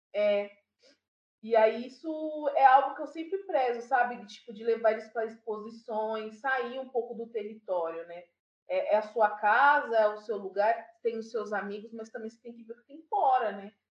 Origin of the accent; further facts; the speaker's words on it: São Paulo, Brazil; Sou aqui da Zona Norte, do Jardim Imperialto. Alto. É, Sou moradora até hoje, é um território que eu fortifico. Eu gosto sempre de dizer de onde que eu venho